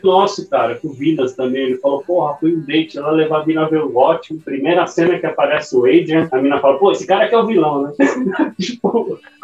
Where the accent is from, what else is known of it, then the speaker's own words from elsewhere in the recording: São Paulo, Brazil; moved away as an adult; also born or lived in Santos; now in Santo Antônio de Posse, Brazil; eu nasci em Santos, mas eu eu fui para São Paulo com seis meses